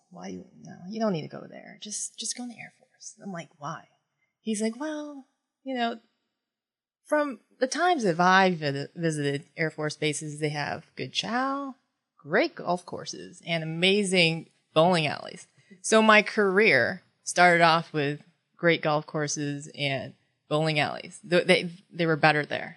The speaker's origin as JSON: {"language": "English", "town": "West Gardiner", "region": "Maine", "country": "United States", "tie": "born or raised there", "also_born_or_lived": "Philippines / Japan", "first_language": "Tagalog", "second_language": "English", "moved": "as an adult", "lives_now": "Tampa, United States", "said": "I grew up in Gardner, West Gardner, Maine. Um, and I started kindergarten there."}